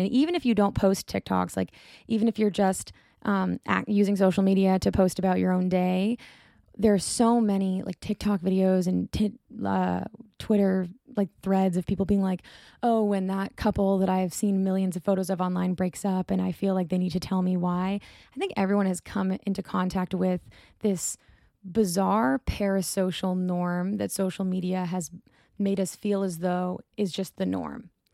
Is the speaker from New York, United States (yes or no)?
no; Boston, Massachusetts, United States; I'm from Boston.